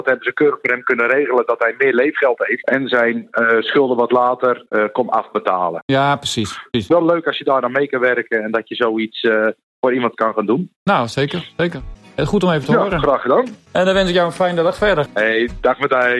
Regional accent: Netherlands; Wij als Nederlanders

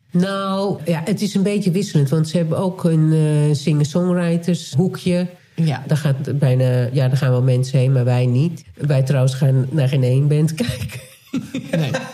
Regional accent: Nijkerk, Gelderland, Netherlands; moved away; wij zijn beide opgegroeid in Nijkerk

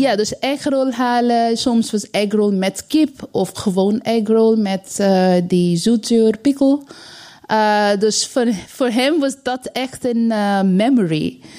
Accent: East India, India; Dutch is a second language; now in Netherlands; mijn ouders, wij komen uit Oost-India

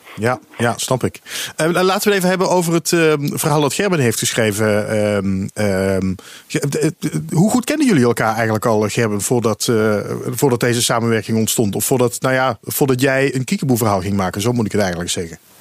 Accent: Dutch Limburg, Netherlands; ik ben zelf ook een Limburger, maar dan van Nederlands Limburg

